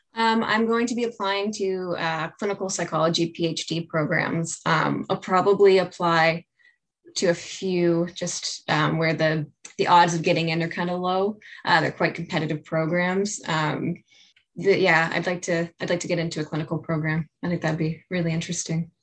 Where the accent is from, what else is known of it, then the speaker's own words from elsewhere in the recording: Saint John, New Brunswick, Canada; I'm from St. John